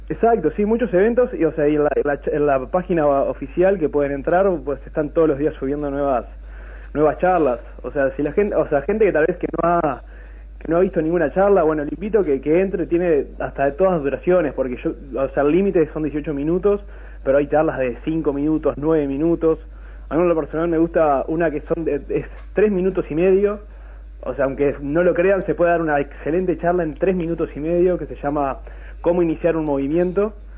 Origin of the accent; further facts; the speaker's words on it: Durazno, Uruguay; yo soy oriundo de Durazno